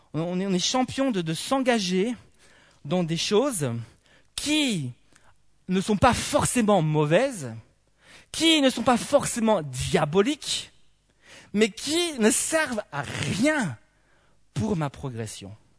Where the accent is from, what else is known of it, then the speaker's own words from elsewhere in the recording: Belgium; en tant que bon belge